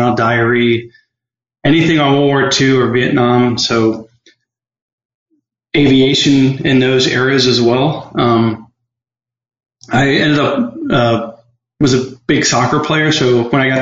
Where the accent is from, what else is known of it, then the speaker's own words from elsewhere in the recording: Maryland, United States; I grew up in Maryland